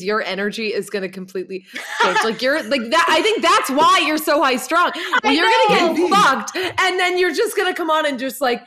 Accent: Boston, Massachusetts, United States; now in Los Angeles, United States; I'm from Boston

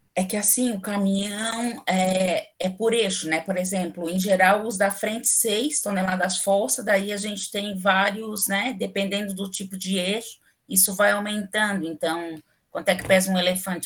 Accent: Florianópolis, Santa Catarina, Brazil; also born or lived in Rio Grande do Sul; eu não nasci aqui, em Florianópolis. Eu sempre morei aqui, mas eu não nasci aqui. Eu nasci no Rio Grande do Sul

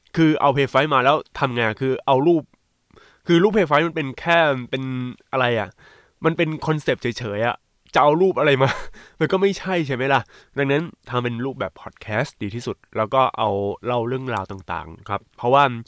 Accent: Bangkok, Thailand; moved away as an adult; จริง ๆ ตัวผมเป็นคนกรุงเทพนะแต่ว่าพ่อแม่ย้ายไปต่างจังหวัด

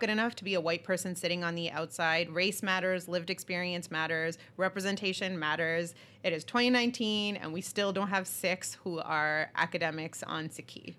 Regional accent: Canada; as a Canadian

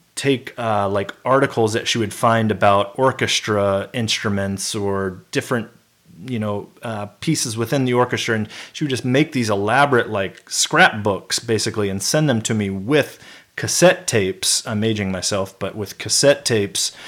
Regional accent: Memphis, Tennessee, United States; also born or lived in California; moved to Memphis, Tennessee

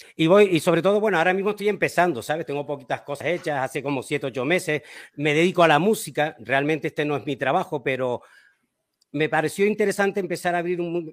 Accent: Canary Islands, Spain; yo soy de las Islas Canarias, en España

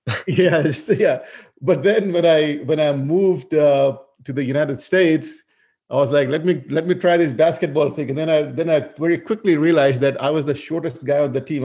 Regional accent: Fiji; moved away as an adult; also born or lived in India; I originally grew up in Fiji. So, I mean, even though my ancestry is from India, but I was born and raised in Fiji.

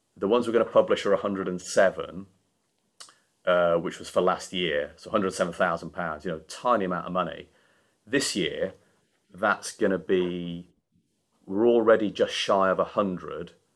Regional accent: Yorkshire and the Humber, United Kingdom; moved away as an adult; now in London, United Kingdom; being a Yorkshireman

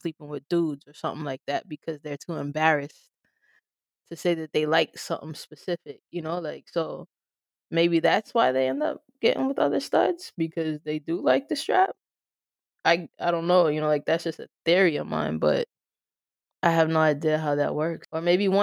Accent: New York, United States; I'm from New York

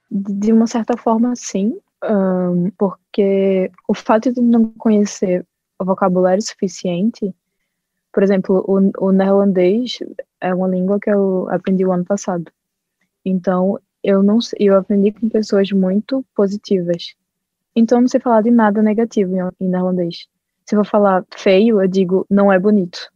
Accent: Olinda, Pernambuco, Brazil; moved away as an adult; now in Belgium; eu sou de Olinda

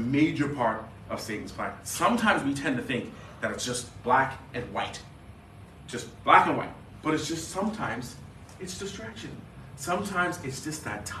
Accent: Bahamas; moved away; I grew up in the Caribbean in the Bahamas

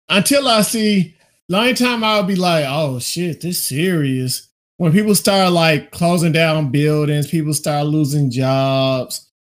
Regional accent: Florida, United States; I'm from Florida, dog. What you expect Florida, from Florida people?

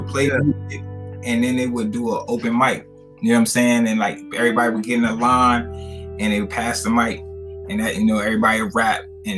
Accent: New York, United States; now in Richmond, United States; Yeah, I mean, I'm originally from New York, but I've been down here for probably maybe a little more than 30 years. So I definitely, you know, definitely have my roots in Richmond. I consider myself a Richmonder more so than anything.

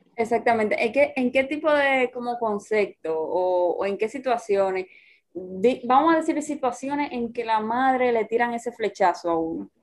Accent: Dominican Republic; somos de República Dominicana

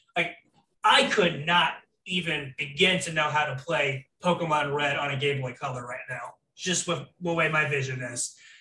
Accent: Florida, United States; I grew up in Florida pretty much my entire life

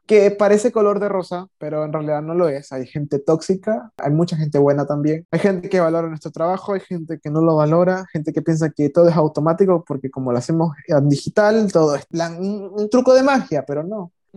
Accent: Ecuador; yo no soy de México, yo soy de Ecuador

